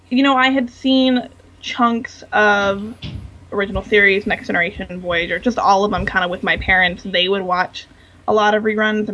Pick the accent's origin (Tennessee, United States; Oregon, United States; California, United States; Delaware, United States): California, United States; Los Angeles; also born or lived in Washington, D.C.; I actually grew up in California. Oh, did you? Here in Los Angeles.